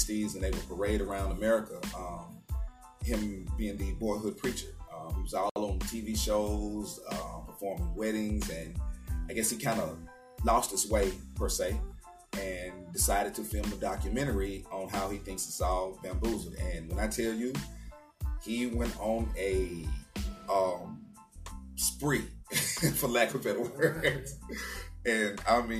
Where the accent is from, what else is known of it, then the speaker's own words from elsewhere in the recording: Little Rock, Arkansas, United States; moved away as an adult; also born or lived in Killeen, Texas; now in Arlington, United States; born and raised in Little Rock, Arkansas